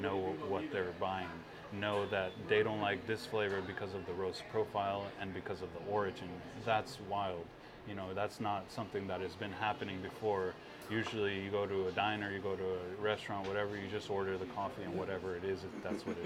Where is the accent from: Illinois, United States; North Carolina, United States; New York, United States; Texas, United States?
Texas, United States; my parents both are from Guatemala. I was born here in Texas